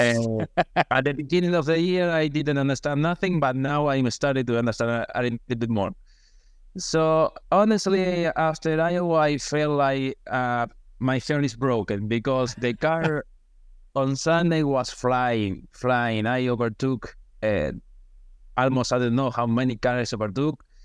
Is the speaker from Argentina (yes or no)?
yes; Argentina; English is a second language; moved away as an adult; now in United States; now in my country